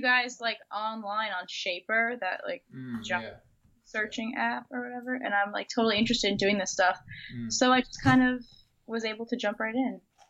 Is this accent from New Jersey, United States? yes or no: yes; New Jersey, United States; Like, 25 minutes from the shore.